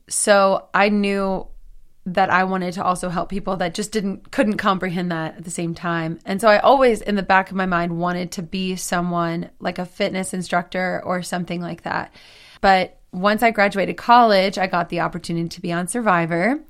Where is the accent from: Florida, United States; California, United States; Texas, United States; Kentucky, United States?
Texas, United States; moved away as an adult; also born or lived in Nashville; now in Los Angeles, United States; I'm from Texas